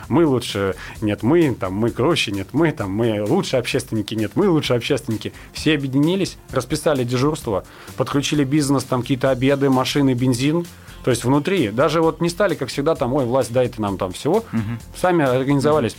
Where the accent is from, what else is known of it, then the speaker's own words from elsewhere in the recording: Nakhabino, Moscow Oblast, Russia; я, допустим, вырос в Нахабино, я продолжаю там жить жить, работать